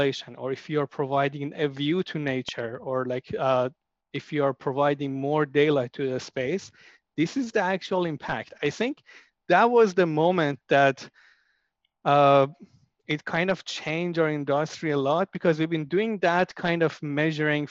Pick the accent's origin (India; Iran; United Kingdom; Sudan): Iran; moved away; I'm from Iran.